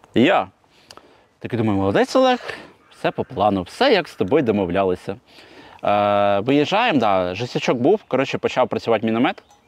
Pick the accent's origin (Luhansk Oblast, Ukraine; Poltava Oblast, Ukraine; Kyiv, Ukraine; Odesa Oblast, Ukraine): Kyiv, Ukraine; я з Троєщини.